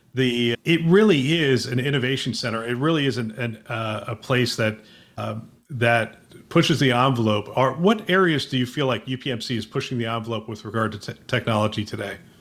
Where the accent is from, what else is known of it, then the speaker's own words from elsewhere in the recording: Bethlehem, Pennsylvania, United States; I grew up in Bethlehem, Pennsylvania